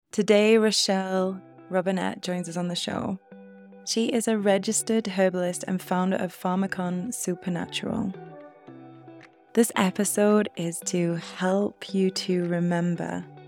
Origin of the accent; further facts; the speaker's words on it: United Kingdom; also born or lived in Costa Rica; I'm in the U K, and coming back to my hometown